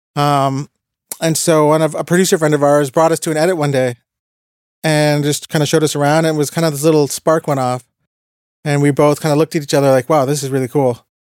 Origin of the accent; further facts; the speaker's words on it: Toronto, Ontario, Canada; also born or lived in Montreal; I was a guy from Toronto working in Montreal speaking French